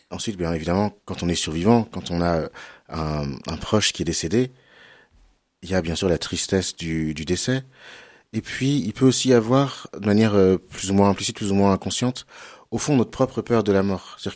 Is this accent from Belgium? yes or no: no; Cholet, Pays de la Loire, France; Euh, voilà, exactement. J'ai grandi à Cholet.